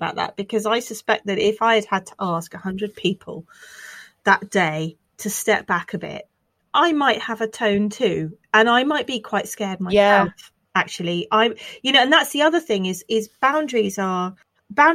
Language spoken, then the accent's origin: English; United Kingdom; we're British